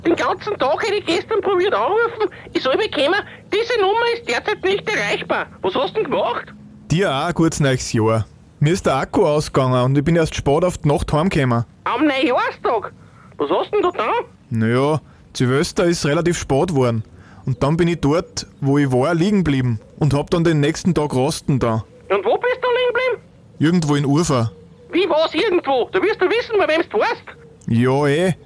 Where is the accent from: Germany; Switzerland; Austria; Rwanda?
Austria; Upper Austria; bei uns in Oberösterreich